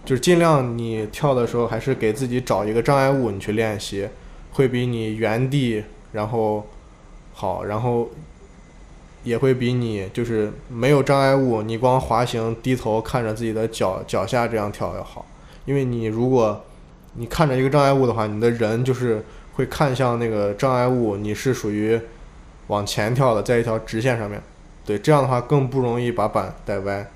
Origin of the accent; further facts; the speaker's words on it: Xi'an, Shaanxi, China; 我是来自西安的